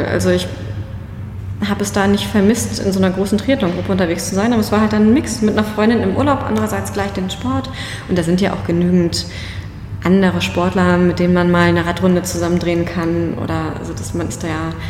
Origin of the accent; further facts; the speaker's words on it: Schleswig-Holstein, Germany; Ich bin eh, ich komme aus Schleswig-Holstein, ne?